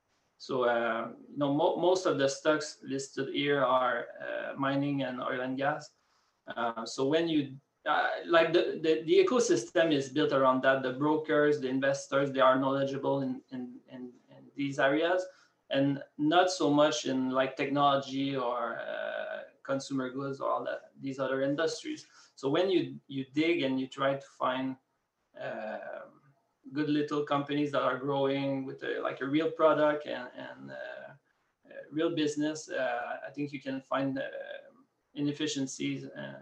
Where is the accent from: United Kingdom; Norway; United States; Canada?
Canada; Quebec